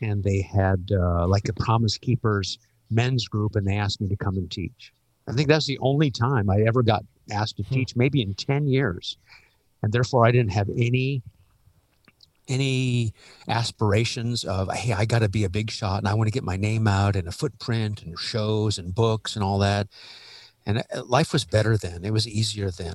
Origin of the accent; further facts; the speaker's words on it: Omaha, Nebraska, United States; also born or lived in Los Angeles, California; now in Worcester, United States; Born and raised in Omaha, moved in 82 to Los Angeles